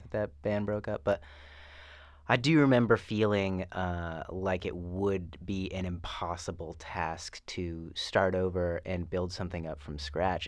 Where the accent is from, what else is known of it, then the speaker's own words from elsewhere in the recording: Fresno, California, United States; moved away as an adult; also born or lived in Los Angeles; Fresno, my hometown